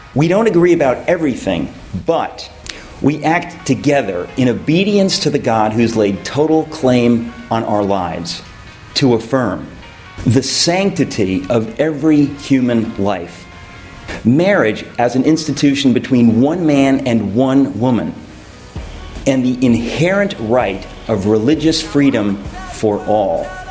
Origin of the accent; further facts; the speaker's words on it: New York City, New York, United States; I'm a dad, I'm a husband, I'm a New Yorker